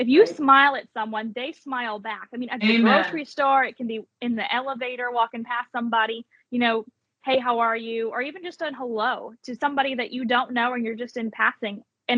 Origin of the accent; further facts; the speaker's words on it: Alabama, United States; Alabama. So I went back the 4th year and I placed top 10. And I thought, well, if I really want to win my home state.